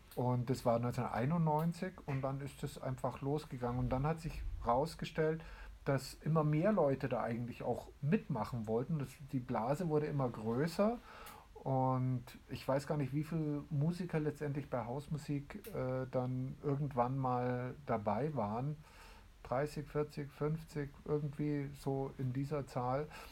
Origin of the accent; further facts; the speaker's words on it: Landsberg am Lech, Bavaria, Germany; Ja, ich bin hier geboren, aber ich bin praktisch Flüchtlingskindkind. Äh, ich bin 62 geboren hier in Landsberg